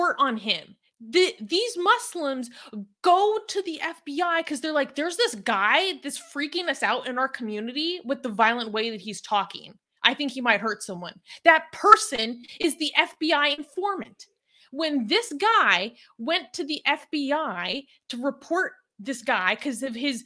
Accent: United States; as an American

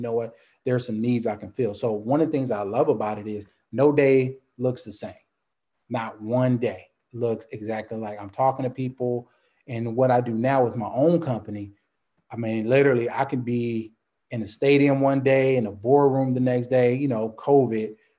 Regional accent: Compton, California, United States; also born or lived in New Orleans, Louisiana / Dallas, Texas; now in Baton Rouge, United States; I grew up in Compton, California, 80s.

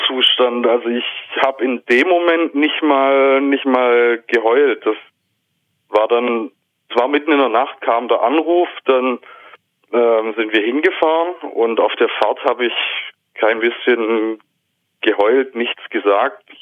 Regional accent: Baden-Württemberg, Germany; Preis-Leistungs-Verhältnis einfach. Bin halt Schwabe.

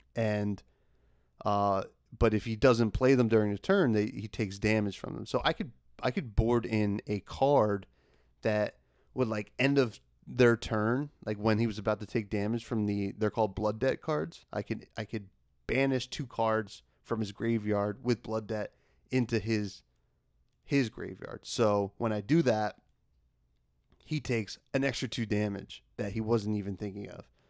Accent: New Jersey, United States; I'm from Jersey

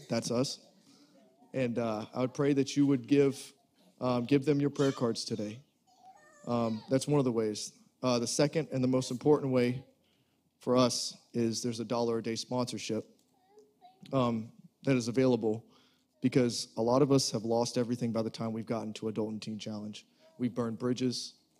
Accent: Savannah, Georgia, United States; I'm 30 years old. Again, I'm from Savannah, Georgia.

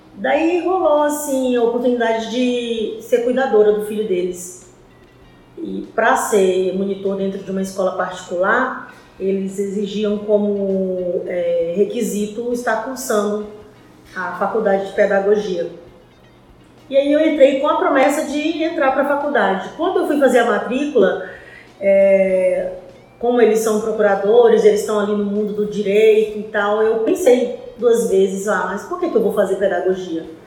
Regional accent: Teresina, Piauí, Brazil; moved away as an adult; Eu cheguei aqui em 97, eu sou piauiense, uh, fui criada por uma família

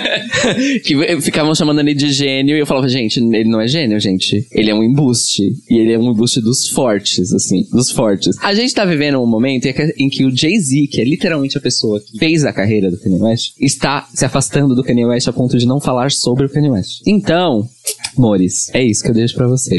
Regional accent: Baixada Santista, São Paulo, Brazil; nós que somos da Baixada

